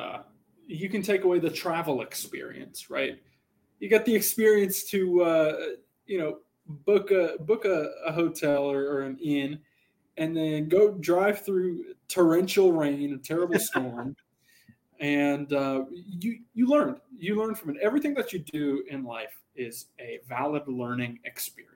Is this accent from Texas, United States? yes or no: yes; Texas, United States; moved away as an adult; also born or lived in Denton, Texas; now in Southern California, United States; growing up in Texas, you don't see mountains unless you're all the way in El Paso